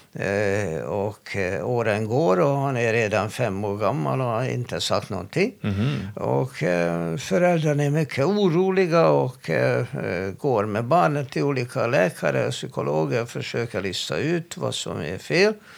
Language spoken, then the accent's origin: Swedish; Hungary; Swedish is a second language; now in Sweden; jag är från Ungern